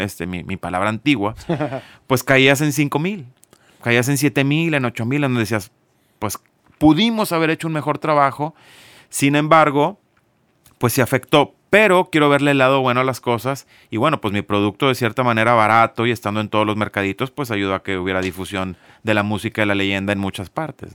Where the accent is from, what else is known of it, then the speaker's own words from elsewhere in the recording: Monterrey, Nuevo León, Mexico; tengo 44 años, soy de Monterrey, Nuevo León